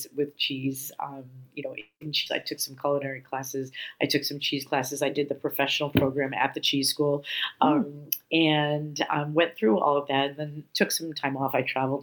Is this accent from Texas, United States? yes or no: no; New York City, New York, United States; now in San Francisco, United States; As a little girl, I grew up in New York City